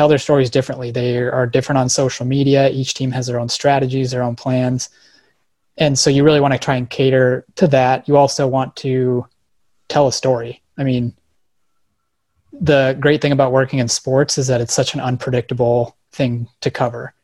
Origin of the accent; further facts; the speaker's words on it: Colorado, United States; I grew up in Colorado